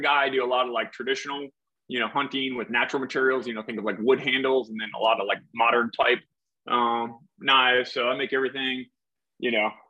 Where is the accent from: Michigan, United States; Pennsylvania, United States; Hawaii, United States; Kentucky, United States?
Michigan, United States; Detroit; moved away as an adult; also born or lived in Maine / Virginia / North Carolina; Originally from right outside Detroit area, so born and bred Michigan there